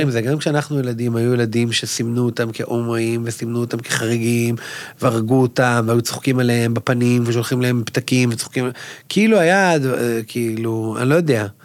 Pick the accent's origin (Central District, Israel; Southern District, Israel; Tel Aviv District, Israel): Southern District, Israel; Ashdod; ואני, כמו שהוא אומר, אני גדלתי באשדוד, אני אומר כל הזמן לאנשים, שמע, אני חצי מרוקאי.